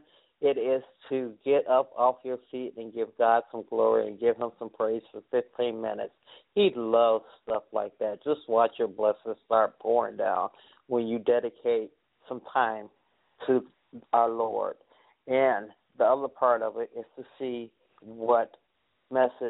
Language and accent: English; Chicago, Illinois, United States; I'm from Chicago